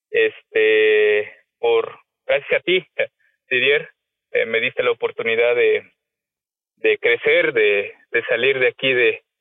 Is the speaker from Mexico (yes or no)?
yes; Jalostoc, Mexico; soy originario de un pueblito muy pequeño llamado Jalostoc, eh, famoso por producir algún tiempo cebollas. Ahorita estamos en el en la parte de producir higo.